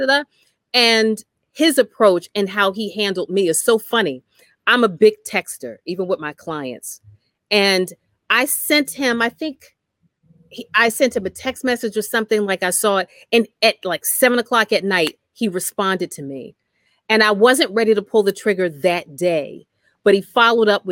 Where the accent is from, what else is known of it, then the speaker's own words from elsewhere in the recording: New Jersey, United States; I'm from New Jersey